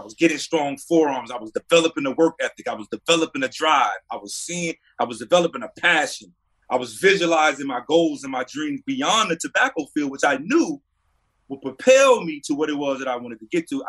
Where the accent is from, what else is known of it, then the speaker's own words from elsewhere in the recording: North Carolina, United States; Representing my hometown, representing the state of North Carolina is also right up there.